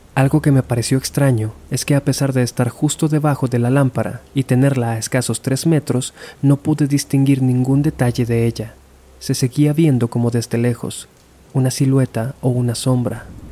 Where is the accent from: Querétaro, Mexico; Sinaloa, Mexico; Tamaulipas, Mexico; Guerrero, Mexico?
Sinaloa, Mexico; Culiacán; moved away as an adult; Yo nací en Culiacán, Sinaloa. Viví ahí hasta los 24 años